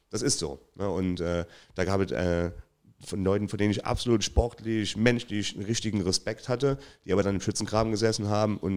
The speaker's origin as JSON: {"language": "German", "town": "Trier", "region": "Rhineland-Palatinate", "country": "Germany", "tie": "born or raised there", "said": "Ich, ja, gut, das ist der Verein, wo ich groß geworden bin, aber Eintracht Trier war so schon immer ähm, der, der Top-Verein in der Region ne?"}